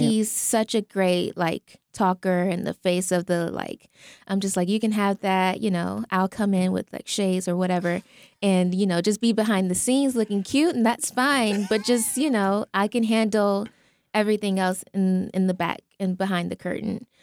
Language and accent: English; Albany, Georgia, United States; Albany, Georgia.